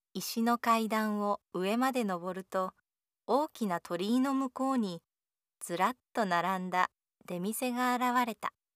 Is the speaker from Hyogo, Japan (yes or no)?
no; Fukuoka, Japan; 私は福岡の人間なので